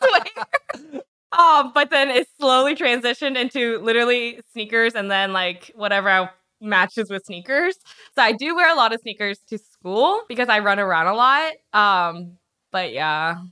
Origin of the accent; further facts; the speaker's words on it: Charlottesville, Virginia, United States; also born or lived in Korea / Harrisonburg, Virginia; now in Richmond, United States; I was actually born in Korea, which surprises a lot of people 'cause I'm not very good at Korean. And then I'm lived in Nova for a little bit, and then I moved to Harrisonburg, and then I grew up in Charlottesville.